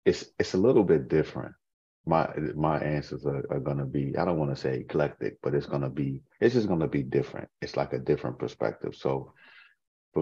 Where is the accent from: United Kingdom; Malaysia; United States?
United States; Boston, Massachusetts; now in Maryland, United States; I'm from Boston. I live in Maryland now